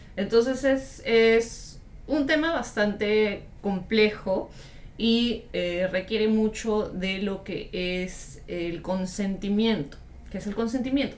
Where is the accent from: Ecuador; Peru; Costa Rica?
Peru; mi país, Perú